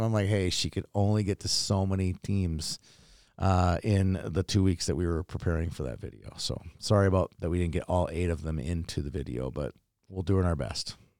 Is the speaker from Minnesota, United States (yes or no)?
yes; Minnesota, United States; I am from Minnesota